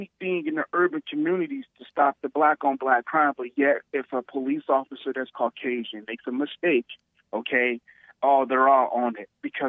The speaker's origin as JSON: {"language": "English", "country": "United States", "tie": "born or raised there", "said": "I was born in America. I ain't got no Africa in me. I ain't never been to Africa."}